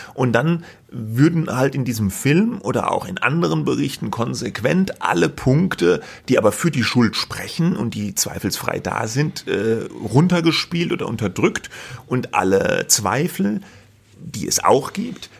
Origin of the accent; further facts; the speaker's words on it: Germany; als Deutscher